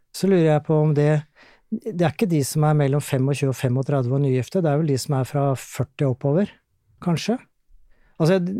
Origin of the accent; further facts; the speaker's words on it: Gjerdrum, Akershus, Norway; also born or lived in Tjøme; now in Tønsberg, Norway; er opprinnelig fra Akershus-traktene. Gjerdrum er jeg vokst opp.